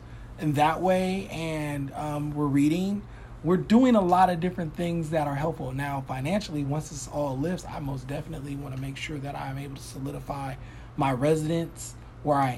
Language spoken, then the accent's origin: English; Mississippi, United States; now in California, United States; I'm from Mississippi